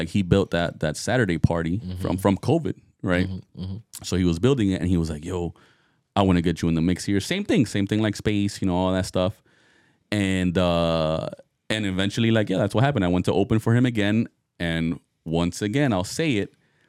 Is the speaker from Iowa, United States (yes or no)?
no; Miami, Florida, United States; now in Hollywood, United States; I mean, yeah, I'm in Hollywood, no, but I'm from Miami.